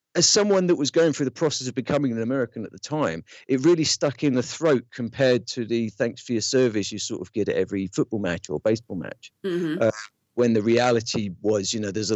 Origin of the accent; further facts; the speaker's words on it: London, United Kingdom; moved away as an adult; now in United States; growing up in London